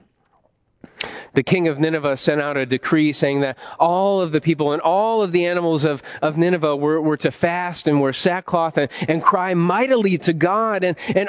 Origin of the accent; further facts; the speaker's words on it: Ohio, United States; moved away as an adult; also born or lived in Washington, D.C.; I definitely didn't want to leave my home state, the heart of America, Ohio, and move to D.C. for seminary